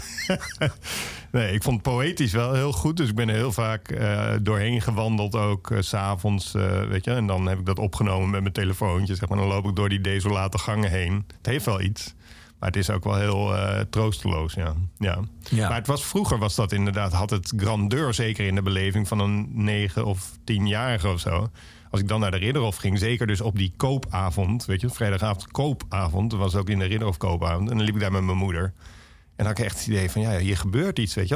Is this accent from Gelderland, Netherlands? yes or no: no; Alphen aan den Rijn, South Holland, Netherlands; moved away as an adult; mij is Alve is de plek waar ik vandaan kom en dat verandert nooit